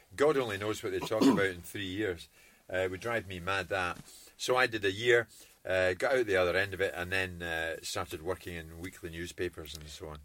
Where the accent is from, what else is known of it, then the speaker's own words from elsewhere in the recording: Glasgow, Scotland, United Kingdom; also born or lived in Edinburgh; I grew up in Jordan Hill